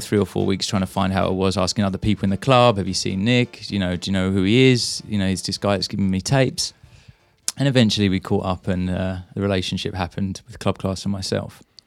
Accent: Maidstone, South East England, United Kingdom; growing up in Maidstone

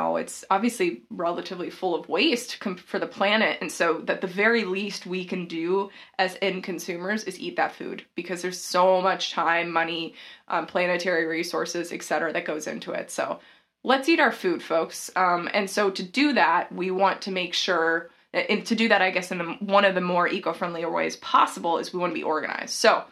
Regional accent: the South, United States; I'm from the South

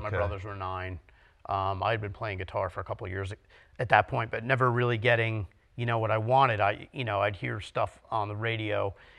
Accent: West Orange, New Jersey, United States; also born or lived in Matawan; I grew up in West Orange.

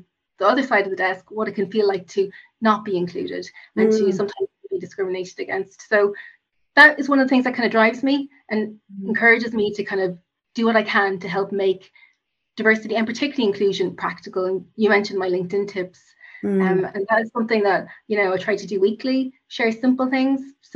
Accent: Cork, Munster, Ireland; also born or lived in United States; I grew up in Cork, which I have to mention as a Cork woman

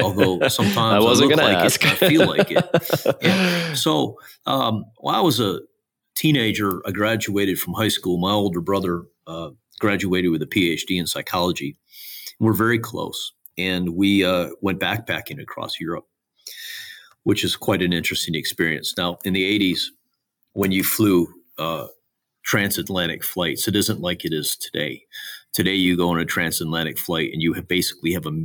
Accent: Michigan, United States; my home state here, Michigan

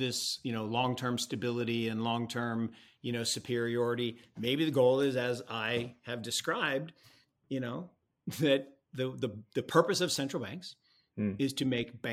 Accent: Seattle, Washington, United States; I grew up in Seattle

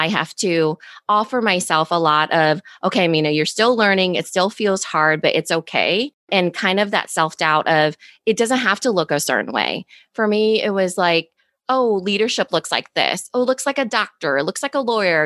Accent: Iowa, United States; accent: valley girl; I'm from Iowa

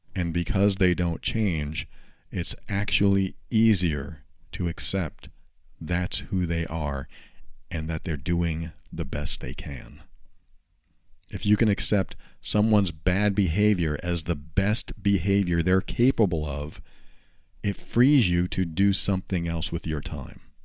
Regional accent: New Hampshire, United States; moved away as an adult; also born or lived in Florida; I was moving from New Hampshire to Florida at the time

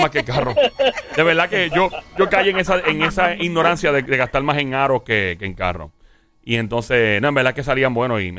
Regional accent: Caguas, Puerto Rico; No, yo iba para, para mi pueblo, Cagua, en ese

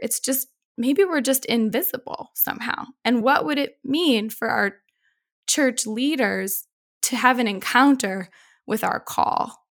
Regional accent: Boston, Massachusetts, United States; I grew up in Boston

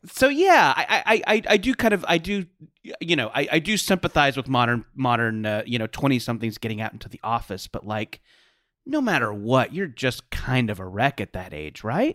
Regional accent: Orange County, California, United States; I grew up in Orange County in the nineties.

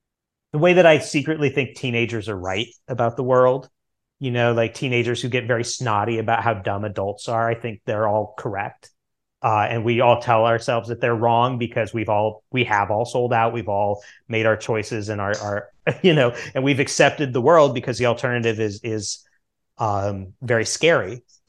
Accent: the Ozarks, United States; But I come from the Ozarks and you know, I, at one point in my career, I used to work with a very unpleasant man

